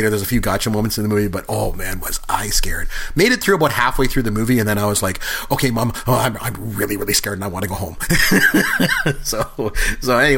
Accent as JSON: {"language": "English", "country": "Canada", "said": "And I'm good Canadian. I don't either."}